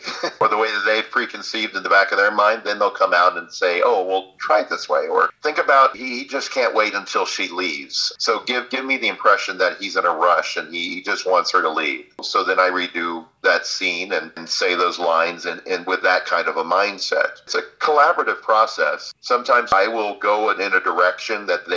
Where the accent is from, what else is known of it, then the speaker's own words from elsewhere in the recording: Florida, United States; accent: Southern; I grew up in Florida.